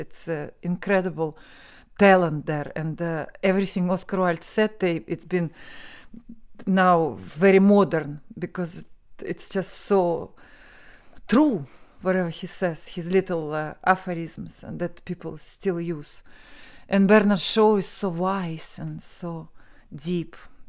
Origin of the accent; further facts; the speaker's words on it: Moscow, Russia; English is a second language; moved away as an adult; now in Ireland; I'm from Moscow, Russia.